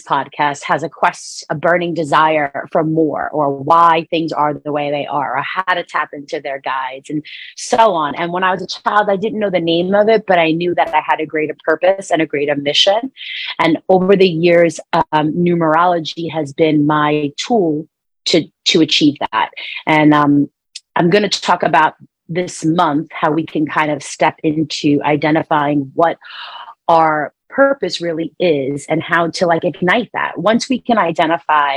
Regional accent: New York, United States; New Yorker, you know, born and raised, if you could hear it in my accent.

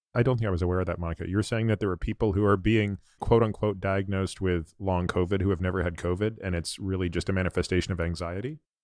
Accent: Toronto, Ontario, Canada; moved away; my home province where I grew up, Ontario, I grew up in Toronto

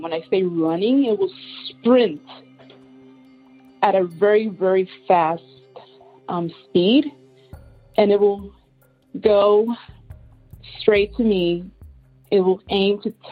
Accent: Puerto Rico; I was raised in Puerto Rico with my grandma

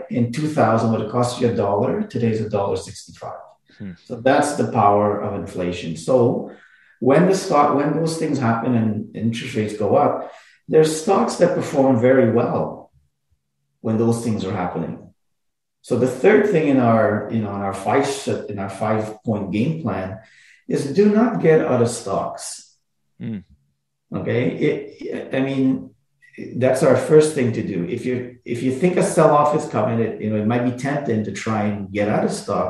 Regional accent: Montreal, Quebec, Canada; I grew up in Montreal

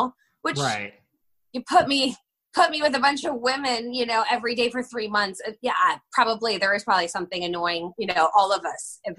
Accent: Northbrook, Illinois, United States; moved away as an adult; also born or lived in suburbs of Chicago; now in London, United Kingdom; I grew up in Northbrook

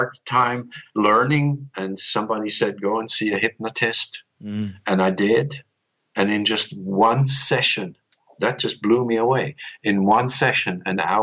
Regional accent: Switzerland; I was raised in Switzerland by some very strict and neither spiritual nor emotional parents

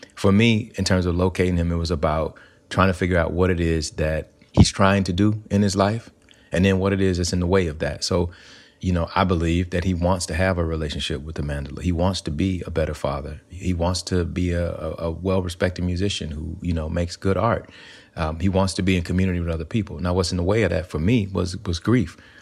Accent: Alabama, United States; moved away; growing up in Alabama, um, I grew up in a place where we didn't really have a lot of access to arts

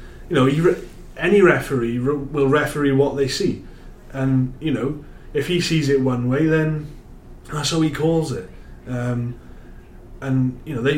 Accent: Wales, United Kingdom; I'm from Wales

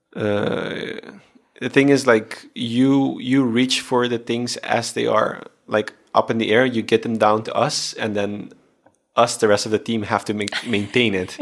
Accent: Aruba; I am from Aruba. I do have the Aruban blood in me

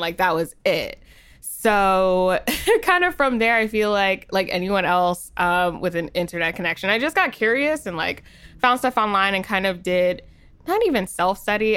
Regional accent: New Jersey, United States; I'm from Jersey, so I don't know, the accent might come out

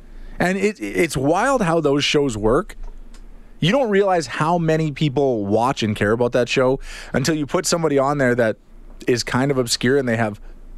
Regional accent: Calgary, Alberta, Canada; also born or lived in Regina; I'm from Calgary

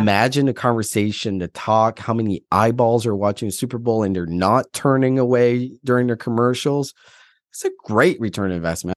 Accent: Atlantic Canada, Canada; moved away; also born or lived in Alberta / Ontario; I'm from Atlantic Canada and I moved out

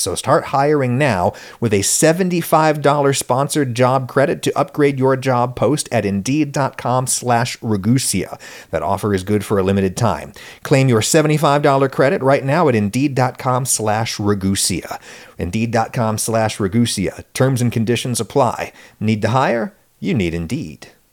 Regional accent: State College, Pennsylvania, United States; born or raised there

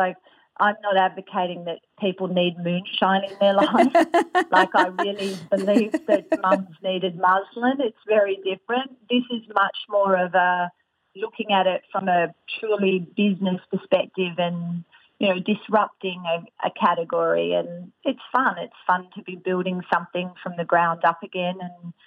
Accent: Australia; I'm Australian

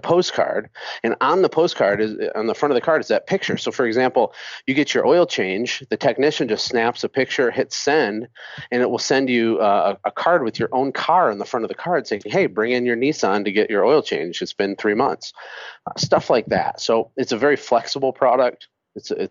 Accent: Michigan, United States; moved away as an adult; now in Costa Rica; I'm from Michigan

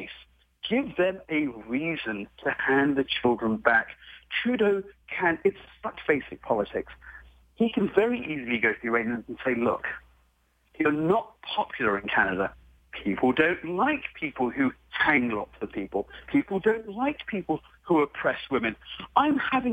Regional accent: United Kingdom; I'm British, my wife's American.

